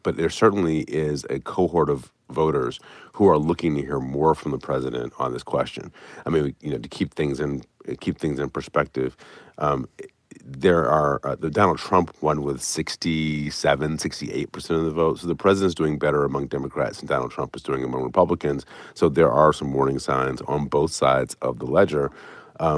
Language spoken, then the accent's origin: English; Michigan, United States; I'm from Michigan